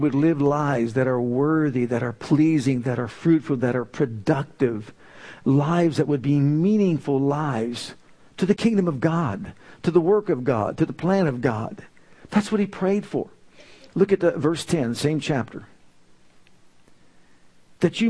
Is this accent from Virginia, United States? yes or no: no; Youngstown, Ohio, United States; moved away as an adult; also born or lived in Tulsa, Oklahoma; When I was called to leave my hometown of Youngstown to go to Tulsa, Oklahoma